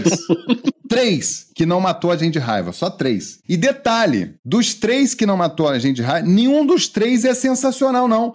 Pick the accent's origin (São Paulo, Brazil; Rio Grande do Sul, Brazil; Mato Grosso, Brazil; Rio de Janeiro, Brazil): Rio de Janeiro, Brazil; now in Minas Gerais, Brazil; eu, moro em Minas há muito tempo, mas eu sou carioca